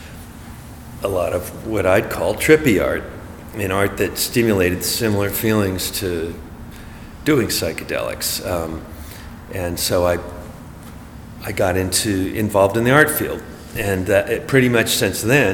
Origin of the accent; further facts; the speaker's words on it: Berkeley, California, United States; also born or lived in Los Angeles; I grew up in Berkeley